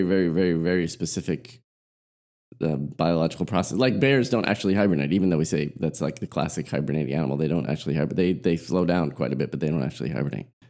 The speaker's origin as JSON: {"language": "English", "region": "Southern California", "country": "United States", "tie": "born or raised there", "said": "where I grew up in Southern California"}